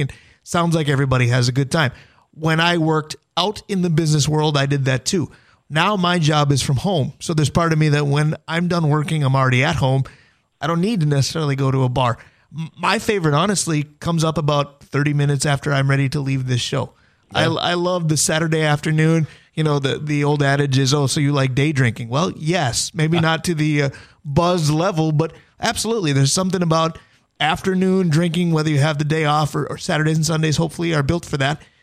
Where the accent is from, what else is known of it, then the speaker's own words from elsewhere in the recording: Duluth, Minnesota, United States; I grew up in Duluth